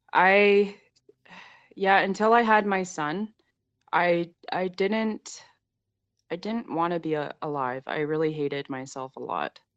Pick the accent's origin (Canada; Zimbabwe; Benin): Canada; Saskatchewan; it's something that I grew up around in Saskatchewan a lot